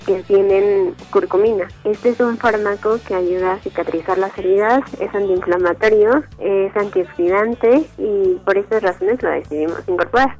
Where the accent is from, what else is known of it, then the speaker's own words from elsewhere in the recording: Mexico City, Mexico; Yo nací en la Ciudad de México el 27 de agosto de 1995